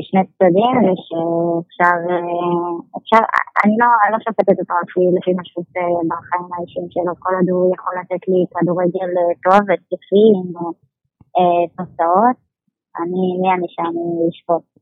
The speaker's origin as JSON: {"language": "Hebrew", "town": "Beersheba", "region": "Southern District", "country": "Israel", "said": "אני, אני באר שבעית"}